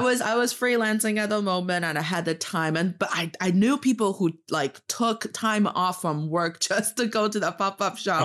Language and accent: English; Northeast China, China; English is a second language; now in Beijing, China; I am from the northeast part of China, proudly repping Dongbae, and I'm talking to you from Beijing